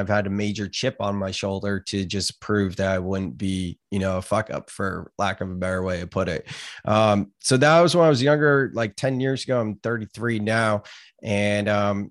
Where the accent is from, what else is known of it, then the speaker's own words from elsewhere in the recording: Gilroy, California, United States; I grew up in California, Gilroy, California, garlic capital of the world. I've never actually lived outside the state